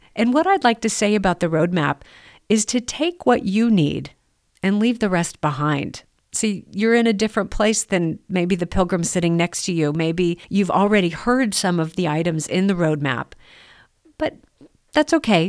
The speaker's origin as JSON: {"language": "English", "country": "United States", "said": "as an American"}